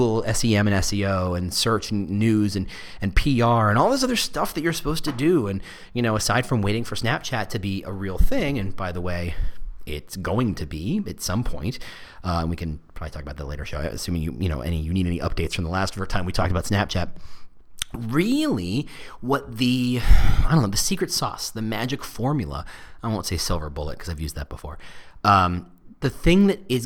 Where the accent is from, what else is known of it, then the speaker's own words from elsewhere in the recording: New Jersey, United States; I'm from Jersey